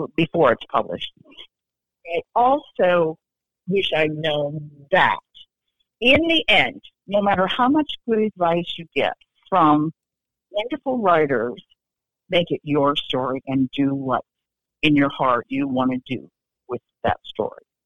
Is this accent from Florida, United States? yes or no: no; Iowa, United States; moved away as an adult; now in Raleigh, United States; my husband and I grew up in Iowa, but we have lived in Raleigh, North Carolina for 35 years